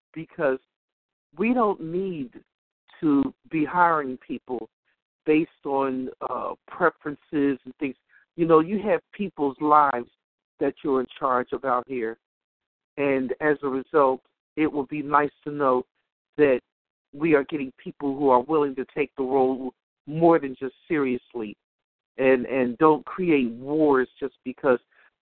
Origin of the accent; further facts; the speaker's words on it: United States; we as American people